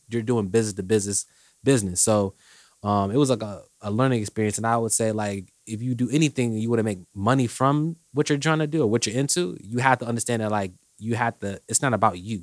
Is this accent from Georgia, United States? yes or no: no; Indianapolis, Indiana, United States; also born or lived in Washington, D.C.; I'm from, originally from D C, but I went to high school here, so I say I'm from Indy